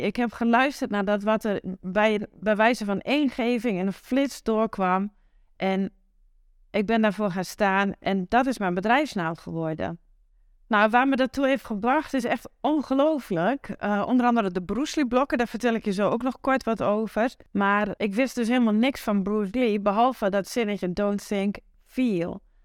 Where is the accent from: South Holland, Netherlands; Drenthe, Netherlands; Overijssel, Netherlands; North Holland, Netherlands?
Overijssel, Netherlands; Twente countryside; accent: Twents; waar ik vandaan kom, uh, het Twentse platteland. Dat hoor je vast wel in mijn accent